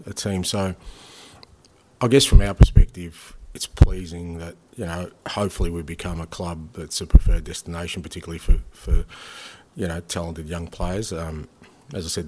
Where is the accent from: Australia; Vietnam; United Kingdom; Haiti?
Australia; being Australian